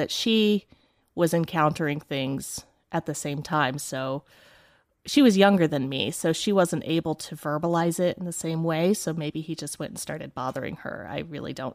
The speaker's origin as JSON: {"language": "English", "region": "northeast Tennessee", "country": "United States", "tie": "born or raised there", "also_born_or_lived": "Chicago", "moved": "yes", "lives_now": "Atlanta, United States", "said": "I grew up in a small town in northeast Tennessee in the Appalachian Mountains"}